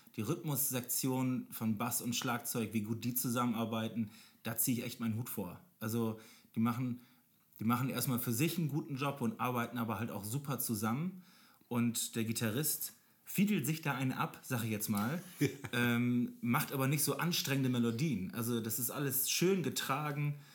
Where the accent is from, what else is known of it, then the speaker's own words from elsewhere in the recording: Germany; als Deutscher